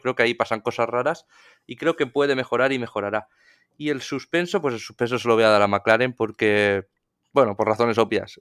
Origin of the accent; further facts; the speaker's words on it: Spain; somos aficionados españoles